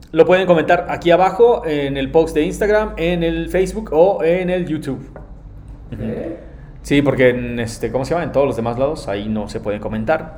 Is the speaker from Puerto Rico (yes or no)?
no; Nezahualcóyotl, State of Mexico, Mexico; yo soy de Nesa